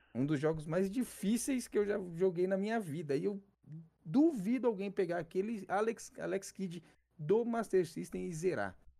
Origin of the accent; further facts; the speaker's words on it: São Paulo, Brazil; sou de São Paulo, sou São Paulo, capital. Zona Sul